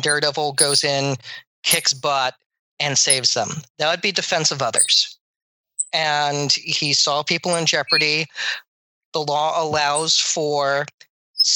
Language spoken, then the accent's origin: English; United States